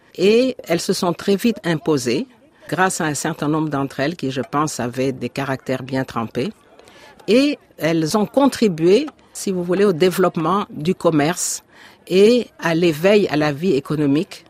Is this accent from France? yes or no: no; Dakar, Senegal; je suis née à Dakar. J'ai vécu toute mon enfance à Dakar